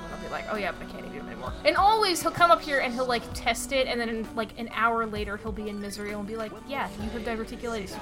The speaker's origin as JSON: {"language": "English", "region": "Virginia", "country": "United States", "tie": "born or raised there", "moved": "yes", "lives_now": "Boston, United States", "said": "I grew up in Virginia, but my dad's side of the family is from around here."}